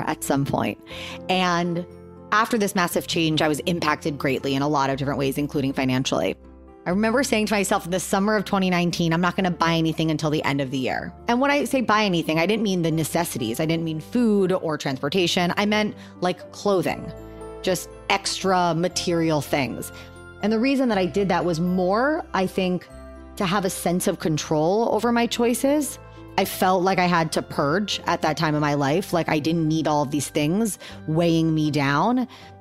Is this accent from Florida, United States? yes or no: yes; Miami, Florida, United States; I grew up in Miami in a pretty well-off family.